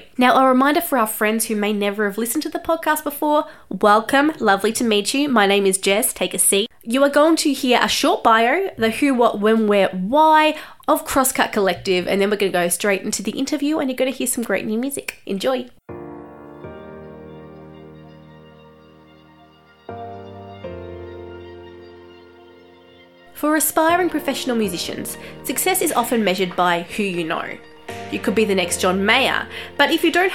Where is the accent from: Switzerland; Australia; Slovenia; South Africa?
Australia; I am an Australian journalist